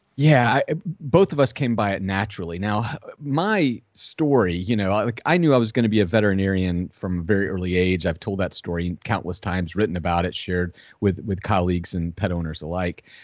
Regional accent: Southwest Georgia, United States; I grew up in Southwest Georgia, a hundred and seventy-two miles from the ocean.

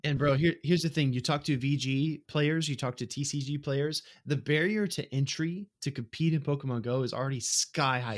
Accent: Mississippi, United States; moved away; also born or lived in Tampa, Florida; I first moved to Tampa, Florida, right, I come from Mississippi

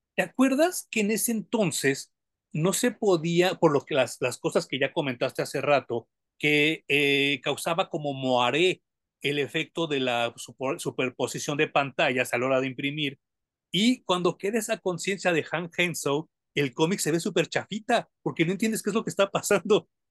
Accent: Mexico; como mexicano

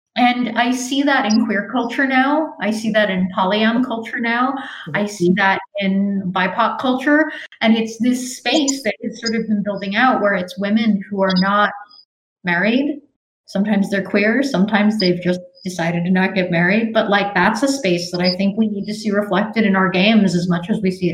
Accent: Fort Greene, New York, United States; Like, I grew up in Fort Greene. I have aunties and uncles who are not related to me. They are the aunties and uncles of my block.

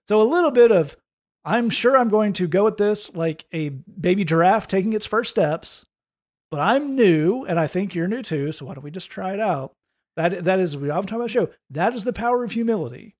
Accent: United States; I'm an American

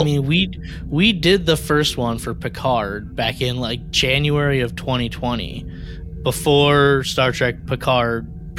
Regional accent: Midwest, United States; now in Texas, United States; I'm from the Midwest. We don't have accents.

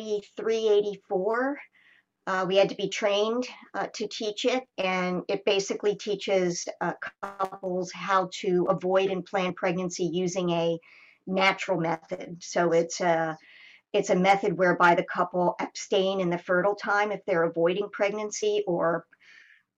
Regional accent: United States; now in Canada; I'm American

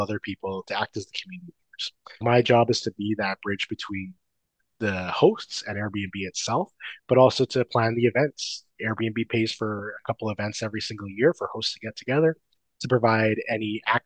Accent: Canada; I am Canadian STR guy

